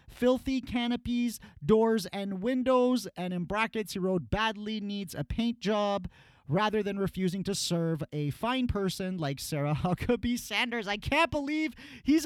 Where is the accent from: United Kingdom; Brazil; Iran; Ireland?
Iran; moved away; my home country